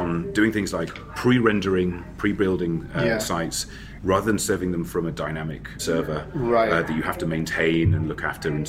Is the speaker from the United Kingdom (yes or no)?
yes; London, United Kingdom; I come from London, and I work for a company who are actually based in San Francisco, so I work remotely from my own house.